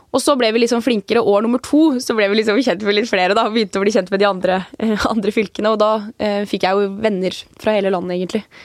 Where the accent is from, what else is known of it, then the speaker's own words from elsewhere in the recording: Averøy, Møre og Romsdal, Norway; now in Oslo, Norway; på den eh, lille øya som jeg vokste opp på, på Avra, der var det 30 stykker av